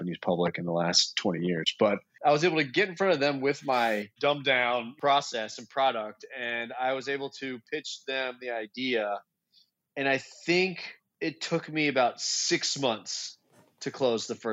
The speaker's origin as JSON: {"language": "English", "region": "Kentucky", "country": "United States", "said": "I'm from Kentucky"}